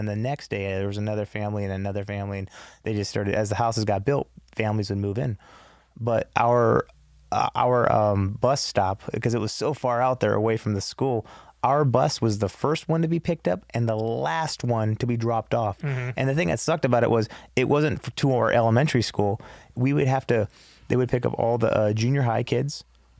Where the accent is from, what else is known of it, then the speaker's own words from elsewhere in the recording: Los Angeles, California, United States; I was born here in L.A. at Cedars.